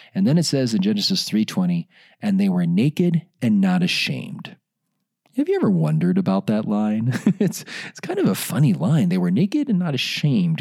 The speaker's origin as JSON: {"language": "English", "town": "Chicago", "region": "Illinois", "country": "United States", "tie": "born or raised there", "said": "I grew up in Chicago"}